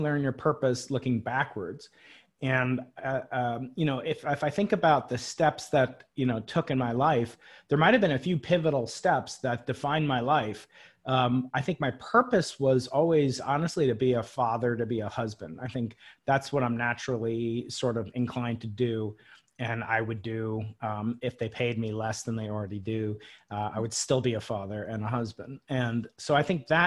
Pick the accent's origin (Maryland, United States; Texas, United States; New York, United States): New York, United States; Long Island; I grew up outside New York City on Long Island